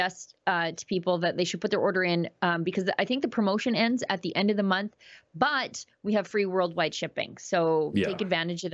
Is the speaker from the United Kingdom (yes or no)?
no; Canada; as a Canadian